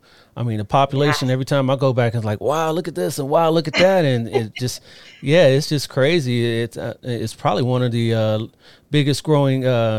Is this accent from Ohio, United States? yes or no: yes; Columbus, Ohio, United States; moved away; that's my hometown. I was born and raised there. I still got family there, and I love C-Bus. It has a special place in my heart, even though I'm out here in Cali.